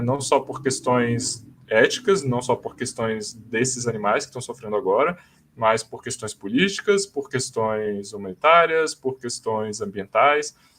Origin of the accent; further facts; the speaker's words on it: Brasília, Federal District, Brazil; eu sou de Brasília